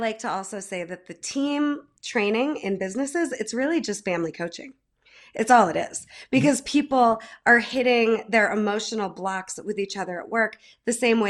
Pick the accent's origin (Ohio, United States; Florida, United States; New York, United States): New York, United States; Holland Patent; now in Denver, United States; I'm from Holland Patton. I'm from the Mohawk Valley, love central New York